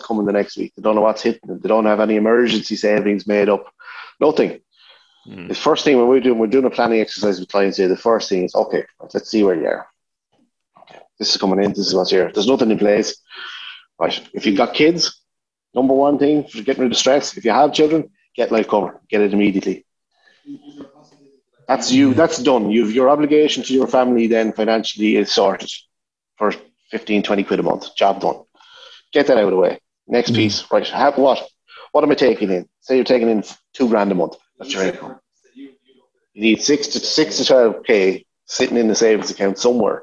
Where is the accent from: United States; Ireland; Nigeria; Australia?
Ireland; Kildare, Leinster; I grew up in Kildare